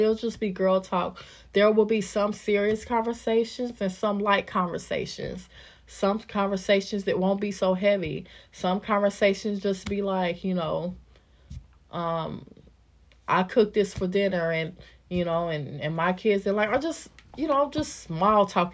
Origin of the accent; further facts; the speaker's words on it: Kansas City, Missouri, United States; I was born and raised in Kansas City, Missouri.